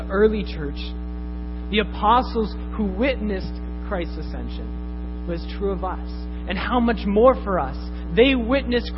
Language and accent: English; Canada; I'm first Canadian